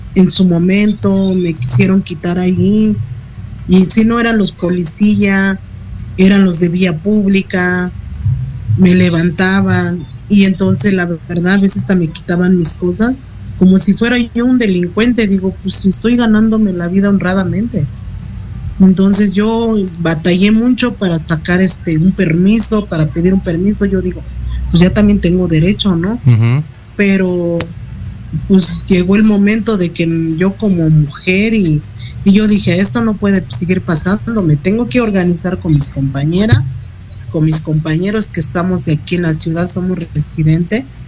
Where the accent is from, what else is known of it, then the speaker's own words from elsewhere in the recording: Mexico; como mexicanos